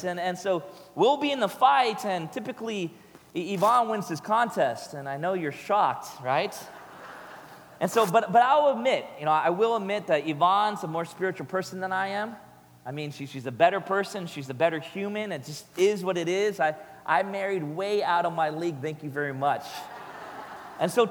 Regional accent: United States; I'm an American

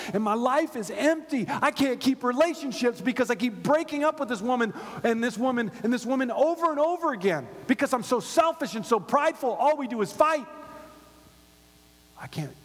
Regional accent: Gainesville, Florida, United States; now in Los Angeles, United States; I grew up in Hogtown, and it was called that for a reason. Number one party school in the nation. The University of Florida.

